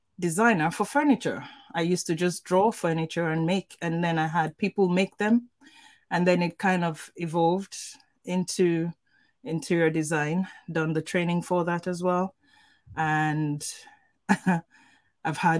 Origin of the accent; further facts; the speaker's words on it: Nigeria; I'm Nigerian and we are brought up culturally